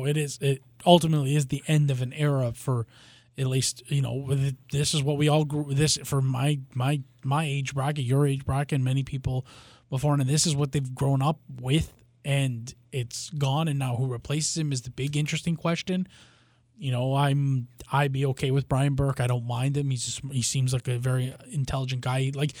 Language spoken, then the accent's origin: English; Canada; he was such a big part of childhood and growing up in Canada